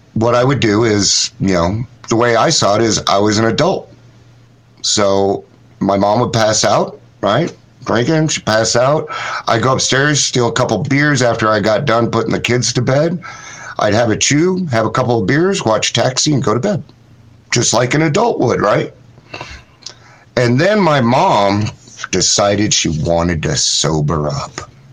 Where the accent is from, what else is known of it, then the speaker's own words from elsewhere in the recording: Ogden, Utah, United States; I grew up in um, Utah I was born in Ogden, Utah in 1970